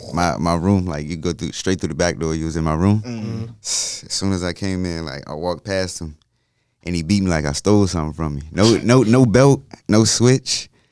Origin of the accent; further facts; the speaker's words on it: Hopewell, Virginia, United States; I'm from Hopewell. I call it Dopewell